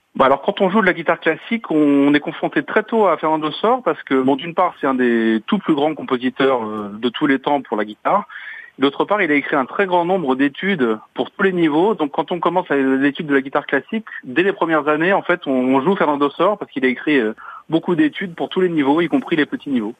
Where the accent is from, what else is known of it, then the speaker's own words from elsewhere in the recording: Paris, Île-de-France, France; moved away as an adult; now in Strasbourg, France; je suis né à Paris et j'y ai vécu pendant une vingtaine d'années, mais ça fait maintenant... J'ai vécu plus longtemps maintenant en Alsace qu'à Paris.